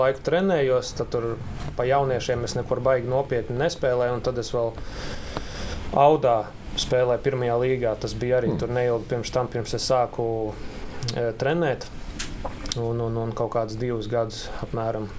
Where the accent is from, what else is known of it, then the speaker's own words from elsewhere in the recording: Jūrmala, Latvia; Jūrmalā dzīvoju jau no bērnības